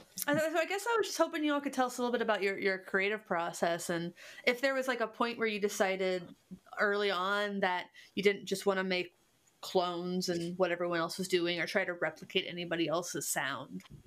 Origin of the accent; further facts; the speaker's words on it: Cincinnati, Ohio, United States; I'm from Cincinnati, which is a German, the most German city in America